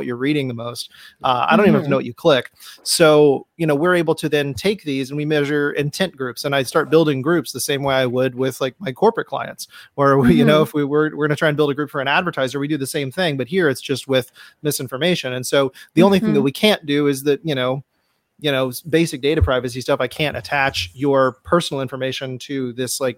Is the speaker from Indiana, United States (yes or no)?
no; Atlanta, Georgia, United States; now in South Texas, United States; I was born and raised in Atlanta